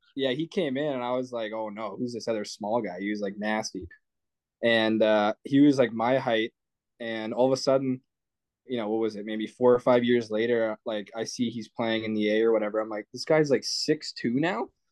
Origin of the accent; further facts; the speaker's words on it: Canada; I'm Canadian.